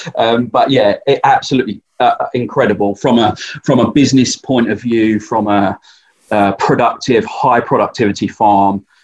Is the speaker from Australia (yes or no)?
no; Essex, East of England, United Kingdom; Essex, if you don't know, I'm from Essex